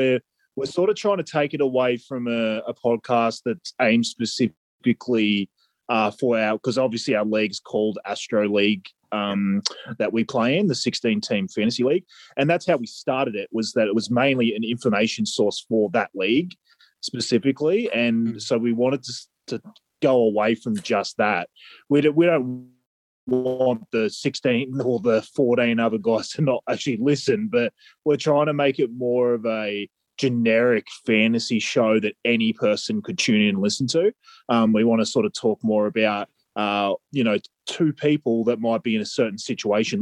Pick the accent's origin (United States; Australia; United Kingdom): Australia; we're undoubtedly Aussie.